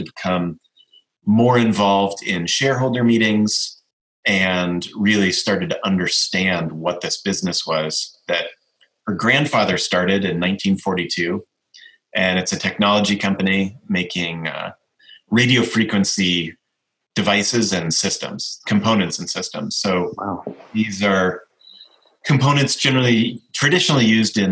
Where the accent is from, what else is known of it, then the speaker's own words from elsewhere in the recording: Colorado Springs, Colorado, United States; I was born in Colorado Springs, Colorado, in the western part of the United States near the Rocky Mountains